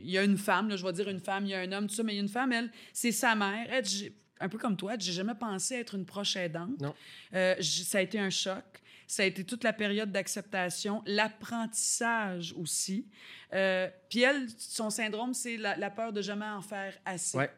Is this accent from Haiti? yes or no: yes; Haiti; Et je suis haïtienne. Et nous, chez nous, on ne demande pas de l'aide.